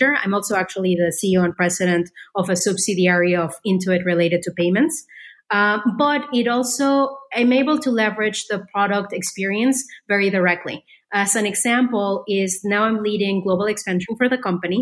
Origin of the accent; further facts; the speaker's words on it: Mexico; moved away as an adult; also born or lived in France / Silicon Valley; I grew up in Mexico